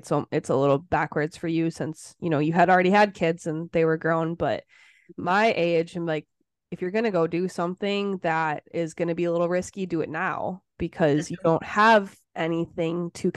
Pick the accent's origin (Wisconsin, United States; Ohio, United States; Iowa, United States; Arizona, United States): Wisconsin, United States; moved away as an adult; I lived in Wisconsin my whole life. It's all I knew, was being an hour away from my hometown